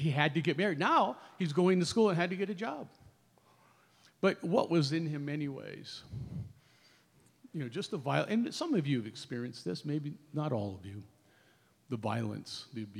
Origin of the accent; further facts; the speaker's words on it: Connecticut, United States; I grew up in Connecticut